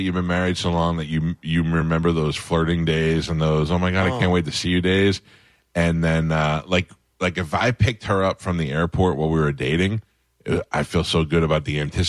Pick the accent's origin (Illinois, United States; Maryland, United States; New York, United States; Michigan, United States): New York, United States; I'm from New York.